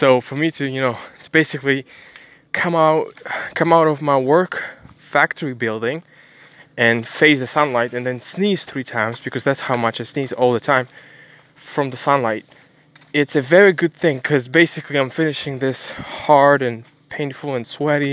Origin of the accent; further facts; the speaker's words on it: Ukraine; I'm an Asian guy, even though I'm from Ukraine